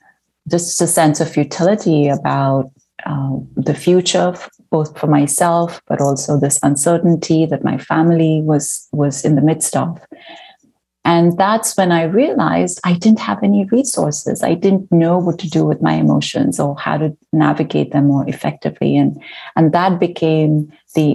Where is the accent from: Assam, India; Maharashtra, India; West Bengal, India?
Maharashtra, India; Mumbai; moved away as an adult; also born or lived in United States; now in Vancouver, Canada; growing up in Bombay, I wasn't interested in religion or spirituality